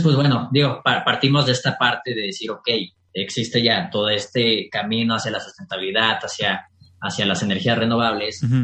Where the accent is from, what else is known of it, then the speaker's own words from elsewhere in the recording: Mexico; nosotros como mexicanos